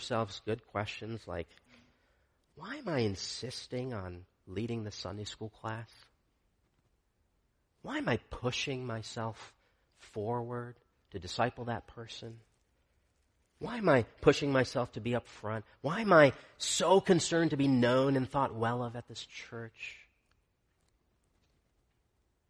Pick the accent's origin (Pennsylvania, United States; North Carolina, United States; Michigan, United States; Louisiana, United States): Michigan, United States; I grew up in Michigan